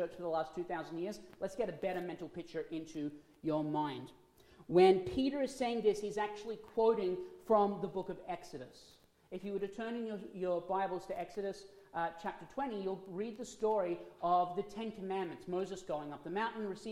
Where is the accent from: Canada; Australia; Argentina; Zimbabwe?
Australia; moved away; I'm from Australia. As being from Australia, we are still part of the monarchy under the Queen